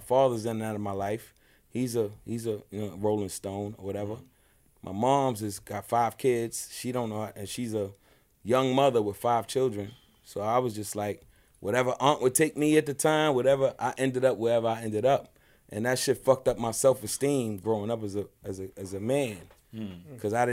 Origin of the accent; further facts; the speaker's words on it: New York City, New York, United States; also born or lived in Nyack, New York; I was raised in Brooklyn for the first 8 years of my life.